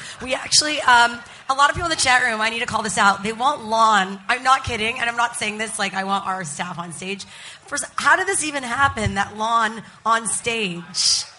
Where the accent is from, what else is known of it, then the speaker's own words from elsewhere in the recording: Montreal, Quebec, Canada; I grew up in Montreal